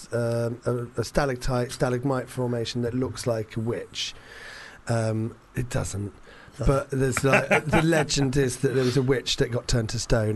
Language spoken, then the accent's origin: English; St Albans, East of England, United Kingdom; now in London, United Kingdom; I was born in London but moved to St Albans